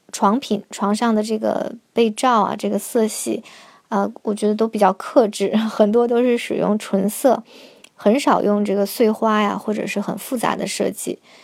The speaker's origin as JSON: {"language": "Chinese", "town": "Harbin", "region": "Heilongjiang", "country": "China", "moved": "yes", "lives_now": "France", "said": "我是哈尔滨的嘛，我们在冬天这个窗户也是有两层的这种窗玻璃"}